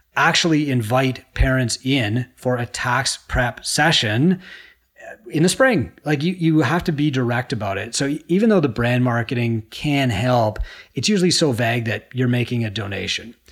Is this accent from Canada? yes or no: yes; Canada; I'm a Canadian